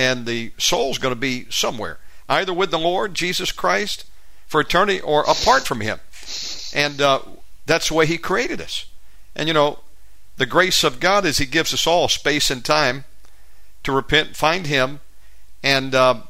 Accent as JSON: {"language": "English", "region": "Georgia", "country": "United States", "tie": "born or raised there", "also_born_or_lived": "California / Alaska / Florida / Texas", "said": "Now, I'm an American, born and raised in Georgia, but we lived all over the country. I lived in California, Alaska, Florida, you name it, Texas."}